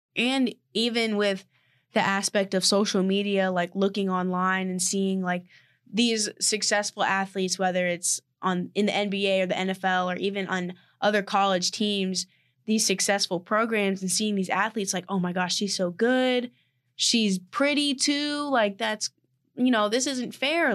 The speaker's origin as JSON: {"language": "English", "town": "Austin", "region": "Texas", "country": "United States", "moved": "yes", "said": "I'm from Austin, Texas"}